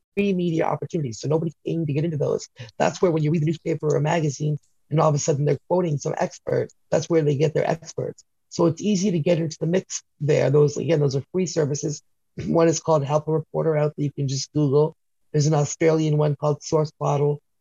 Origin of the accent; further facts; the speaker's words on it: Canada; I'm Canadian